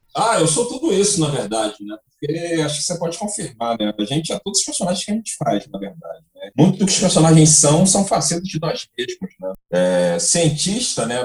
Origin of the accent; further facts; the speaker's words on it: Rio de Janeiro, Brazil; moved away as an adult; also born or lived in São Paulo / Bahia; eu sou do Rio